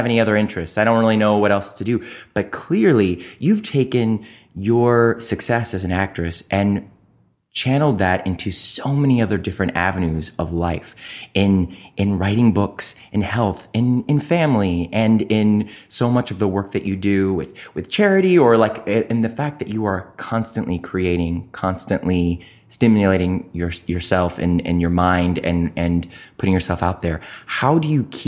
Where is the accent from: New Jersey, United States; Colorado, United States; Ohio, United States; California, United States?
Ohio, United States; Cleveland; I'm from Cleveland